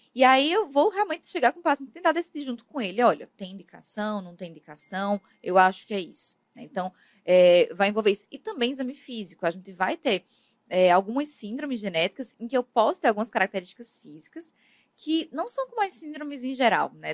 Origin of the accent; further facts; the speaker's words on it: Campina Grande, Paraíba, Brazil; also born or lived in Ribeirão Preto; Eu sou da Paraíba, né? Eu, eu, sou natural de Campina Grande